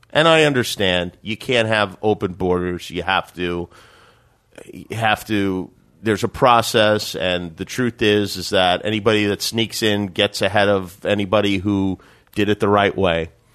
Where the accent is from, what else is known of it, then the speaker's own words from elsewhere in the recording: Las Vegas, Nevada, United States; growing up in Vegas, boxing was important to me.